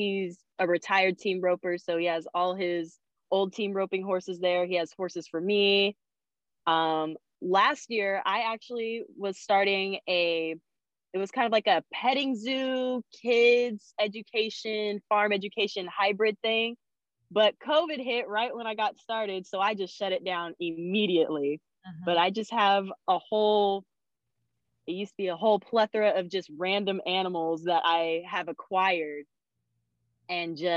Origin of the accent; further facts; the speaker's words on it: Stanislaus County, California, United States; I'm from Stanislaus County, California